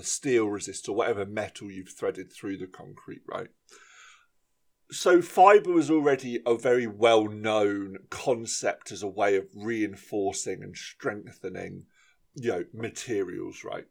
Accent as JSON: {"language": "English", "area": "about 20 minutes from Farnborough", "region": "South East England", "country": "United Kingdom", "tie": "born or raised there", "said": "about 20 minutes from my hometown in Farnborough"}